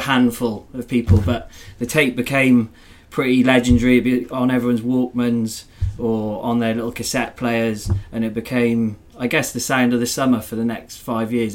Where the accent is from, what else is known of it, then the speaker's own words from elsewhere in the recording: Wales, United Kingdom; growing up in Wales, there was definitely more dancing in fields than dancing on dance floors